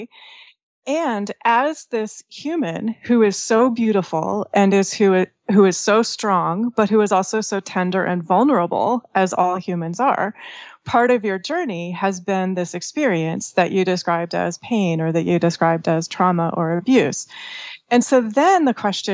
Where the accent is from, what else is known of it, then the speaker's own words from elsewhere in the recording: northeast Washington State, United States; I was born in Washington State and kind of like the northeast corner of the state.